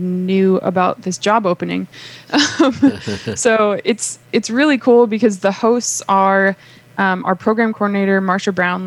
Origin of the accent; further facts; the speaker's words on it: Minnesota, United States; now in East Tennessee, United States; I'm from Minnesota